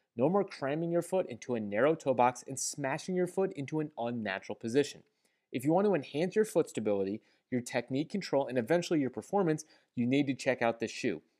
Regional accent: St. Louis, Missouri, United States; I'm from Saint Louis, we have the Saint Louis Gateway Arch.

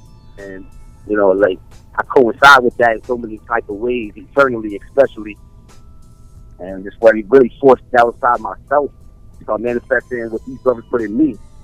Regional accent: Mount Vernon, New York, United States; now in Phoenix, United States; I'm with UTLMG. I'm originally from Mount Vernon, New York. I live in Arizona now, in the Phoenix area.

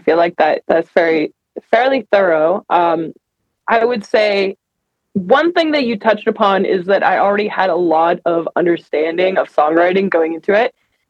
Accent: Denver, Colorado, United States; I am in fact in Denver, Colorado, my hometown, lovely Denver

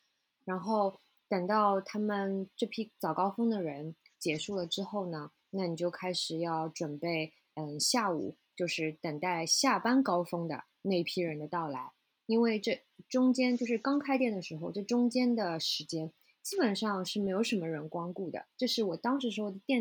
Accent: China; now in New York, United States; 因为我是中国人嘛。所以就是，其实我们中国是有很多很多又好又便宜的渠道的。

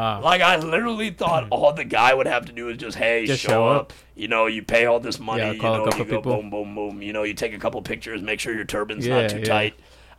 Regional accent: Pakistan; Like, we're all Pakistani, so there's no Indians.

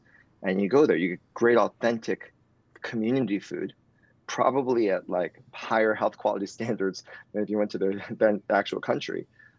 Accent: New York City, New York, United States; You're from Queens, like I'm from Queens, and it was just how we are. We're just made in Queens.

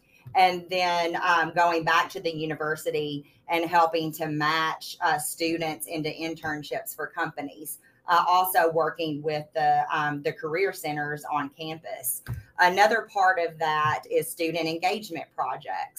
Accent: Western Kentucky, United States; moved away as an adult; now in Western North Carolina, United States; I originally was born and raised in Western Kentucky

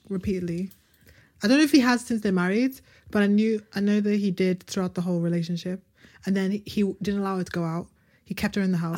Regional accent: United Kingdom; we're British

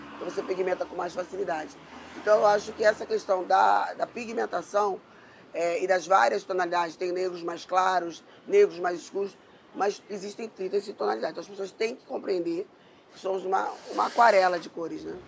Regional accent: Rio de Janeiro, Brazil; eu fui criada na Zona Sul

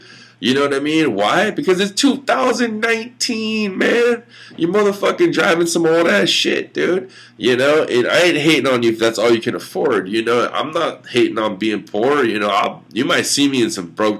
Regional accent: United States; we're all American

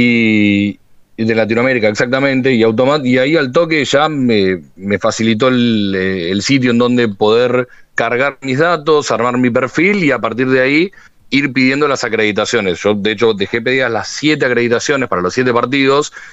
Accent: Argentina

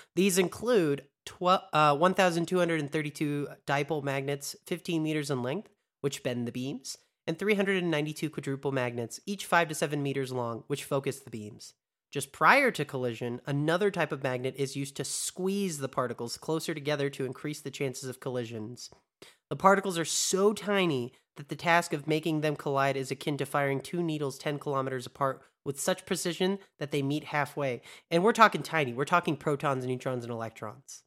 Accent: United States; American too

